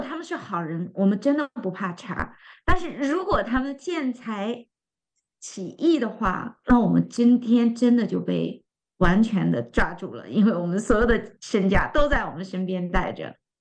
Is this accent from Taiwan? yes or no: no; China; 作为我们中国人